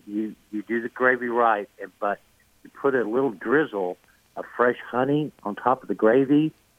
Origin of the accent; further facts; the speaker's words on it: United States; moved away; also born or lived in Texas / Oklahoma; I grew up in Texas, Oklahoma.